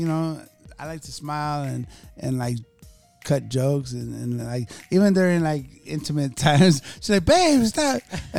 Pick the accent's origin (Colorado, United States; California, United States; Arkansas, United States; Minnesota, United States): California, United States; San Bernardino; also born or lived in Tucson, Arizona; now in Phoenix, United States; I represent Arizona tough because that's where I live. That's where my babies are born and stuff. But I was born in California, raised in Southern California.